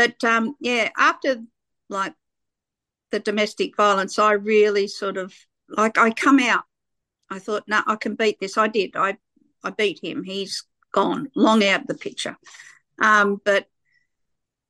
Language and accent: English; Sydney, New South Wales, Australia; people like me that grew up in the suburbs of Sydney. I grew up in Fairfield.